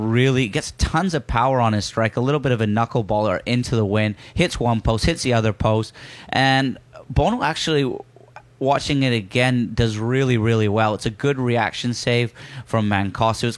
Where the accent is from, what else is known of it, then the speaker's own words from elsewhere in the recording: Yorkshire and the Humber, United Kingdom; accent: broken Yorkshire; my broken Yorkshire accent